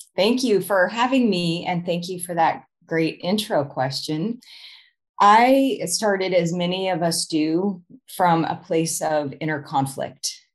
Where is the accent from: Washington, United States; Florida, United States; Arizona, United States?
Arizona, United States; moved away as an adult; also born or lived in Chicago; move to chicago from my home state of arizona